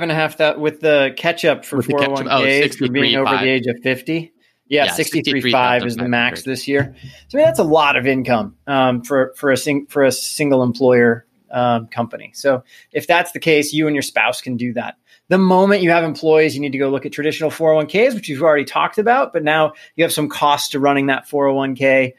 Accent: Midwest, United States; I'm from the Midwest.

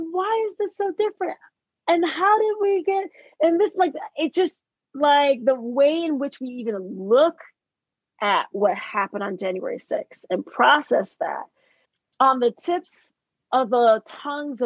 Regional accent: United States; I learned that I was Black American because I traveled internationally as a teenager. I knew the power of my passport since the age of 14

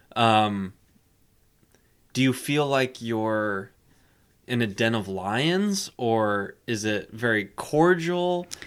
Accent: Texas, United States; I'm from Texas

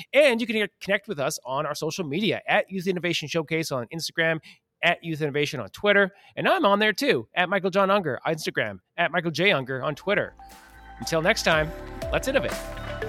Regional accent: Western Canada, Canada; I'm a Western Canadian

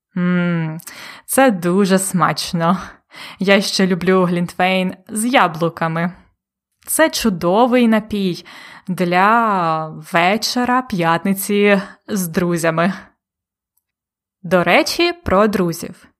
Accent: Ukraine

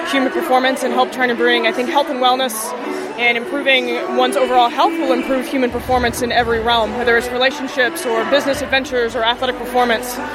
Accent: Baltimore, Maryland, United States; Baltimore, Maryland.

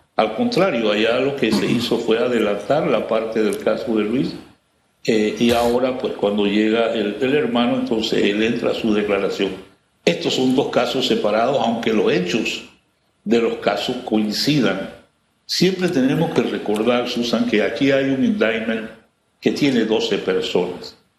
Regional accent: Panama; nosotros como panameños

